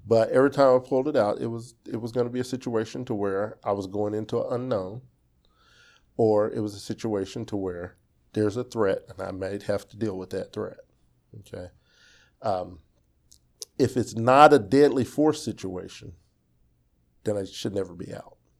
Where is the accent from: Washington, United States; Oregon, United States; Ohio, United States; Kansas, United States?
Kansas, United States; Wichita; Wichita is my home